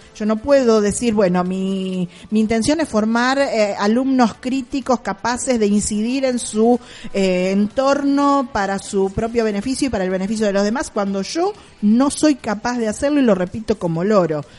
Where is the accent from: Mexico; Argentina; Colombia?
Argentina; nuestro país